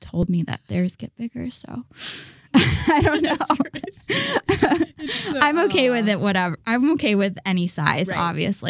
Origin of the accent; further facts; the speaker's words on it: Pataskala, Ohio, United States; also born or lived in Florida; now in Columbus, United States; I grew up in Pataskala.